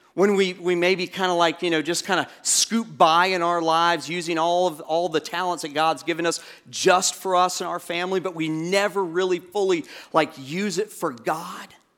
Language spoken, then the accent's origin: English; Orlando, Florida, United States; moved away; Part of my growing up was in, um, Orlando, and when you're a kid growing up in Orlando